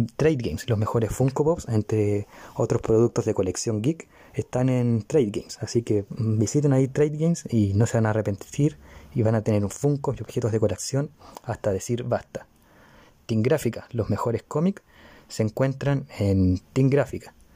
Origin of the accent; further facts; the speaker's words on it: Chile; yo soy chileno